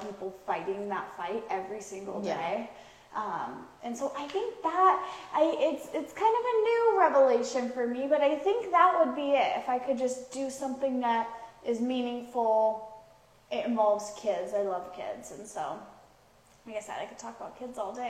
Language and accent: English; Pacific Northwest, United States; moved away as an adult; now in Houston, United States; I moved to Houston, because I'm originally from the Pacific Northwest